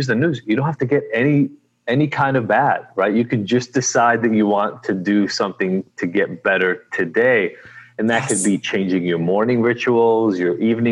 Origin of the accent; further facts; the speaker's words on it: Israel; now in United States; I am originally from Israel, been in the U.S. for a long time now, 30 years almost